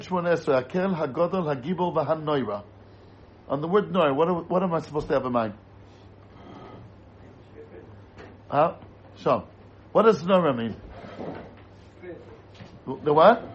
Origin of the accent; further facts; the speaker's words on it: United States; As an American